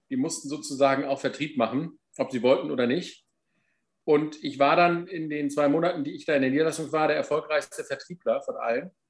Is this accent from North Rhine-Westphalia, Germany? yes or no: no; Warstade, Lower Saxony, Germany; Abitur im äh, schönen Landkreis Cuxhaven in meiner Heimat in Warstade gemacht